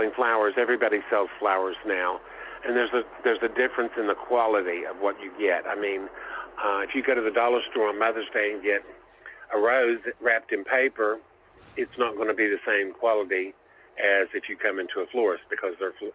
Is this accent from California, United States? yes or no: no; Beckley, West Virginia, United States; also born or lived in Ohio / Michigan; West Virginia is home and always has been home.